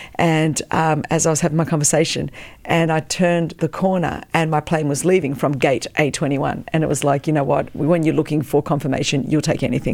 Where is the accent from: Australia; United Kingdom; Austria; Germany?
Australia; first language Greek; English is a second language; moved away as an adult; also born or lived in Melbourne, Australia; now in United States; I was born in Australia, but, um, you know, the daughter of Greek immigrants